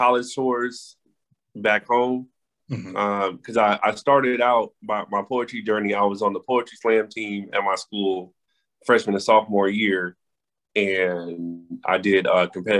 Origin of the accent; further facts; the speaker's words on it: Los Angeles, California, United States; moved away as an adult; now in Washington, D.C., United States; I am from Los Angeles, California, born and raised